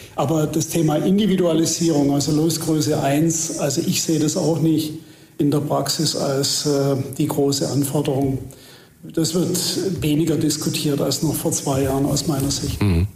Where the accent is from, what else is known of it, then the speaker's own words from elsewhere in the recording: Heilbronn, Baden-Württemberg, Germany; ich bin in Heilbronn geboren, also nicht so weit weg von, von hier.